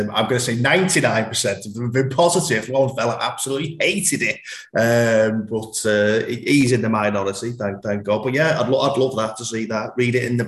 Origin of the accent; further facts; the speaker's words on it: Merseyside, North West England, United Kingdom; accent: guttural accent; I'm from the Merseyside area